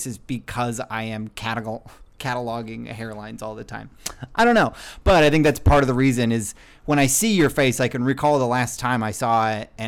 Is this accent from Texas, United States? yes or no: no; Brier, Washington, United States; moved away as an adult; also born or lived in Mountlake Terrace / Seattle; I grew up in Briar.